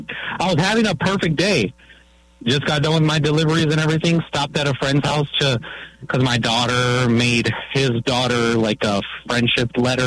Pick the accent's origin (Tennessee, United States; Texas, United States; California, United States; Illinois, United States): California, United States; now in Onalaska, United States; I grew up in California